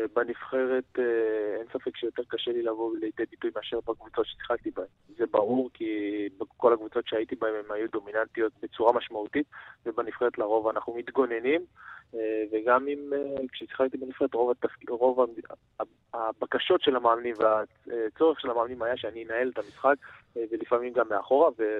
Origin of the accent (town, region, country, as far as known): Israel